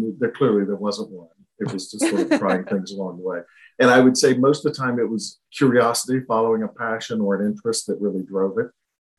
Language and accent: English; the South, United States; And I grew up in the South